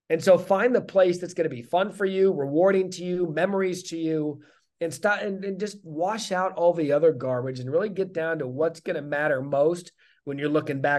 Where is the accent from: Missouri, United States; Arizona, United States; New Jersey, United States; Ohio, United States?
Arizona, United States; Scottsdale; moved away; also born or lived in Wisconsin; I was born and raised in Scottsdale